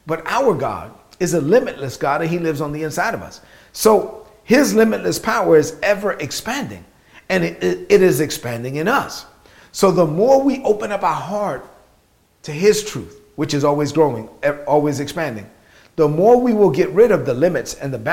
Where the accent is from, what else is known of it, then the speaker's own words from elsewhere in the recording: New York City, New York, United States; growing up in East New York, Brooklyn, as a child of immigrant parents in the United States